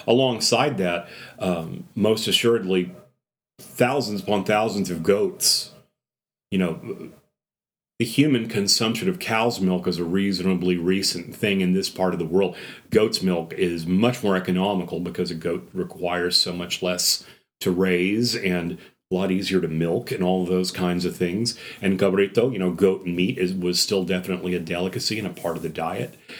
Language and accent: English; South Texas, United States; as a kid growing up in South Texas